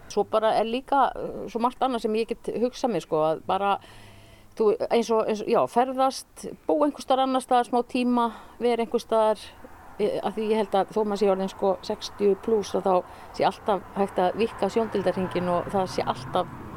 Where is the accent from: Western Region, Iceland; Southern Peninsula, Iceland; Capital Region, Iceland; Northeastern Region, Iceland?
Northeastern Region, Iceland; Mývatnssveit; also born or lived in Reykjavík / Kjarnanes; now in Svalbarðseyri, Iceland; ég er úr Mývasett. Ég er fætt á uppelni Mývasett